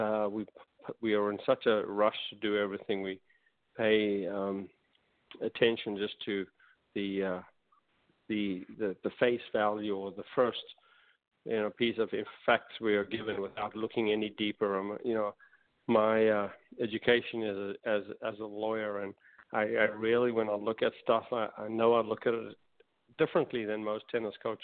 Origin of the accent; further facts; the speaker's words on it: United States; being an American